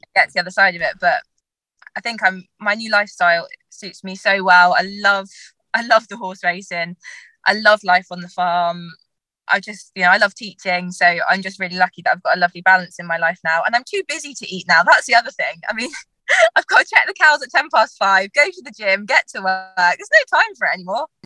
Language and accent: English; Dartmoor, South West England, United Kingdom; I grew up on Dartmoor.